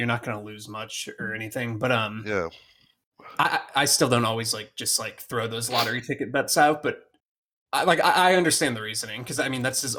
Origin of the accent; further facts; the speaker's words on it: United States; I'm an ignorant American